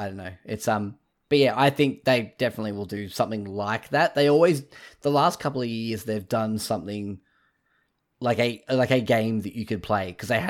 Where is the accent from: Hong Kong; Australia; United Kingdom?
Australia; So …, which you would mind, I guess being Australian, we sort of go to David Koch.